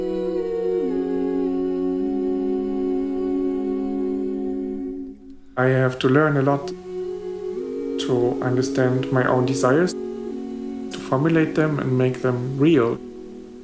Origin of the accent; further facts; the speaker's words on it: East Germany, Germany; we come from East Germany